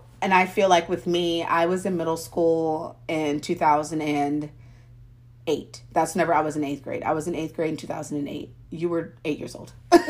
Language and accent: English; Missouri, United States; born there; So I was born in Missouri, and then I don't know if we like moved to Texas whenever I was like younger